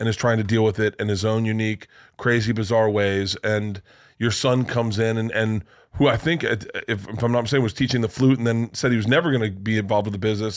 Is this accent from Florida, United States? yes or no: yes; Florida, United States; I grew up in Florida